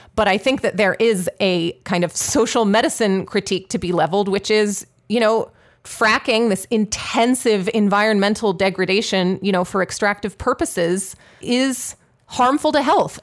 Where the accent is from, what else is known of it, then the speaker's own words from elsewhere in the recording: Pittsburgh, Pennsylvania, United States; Pittsburgh, which, uh, regular listeners will know is my hometown.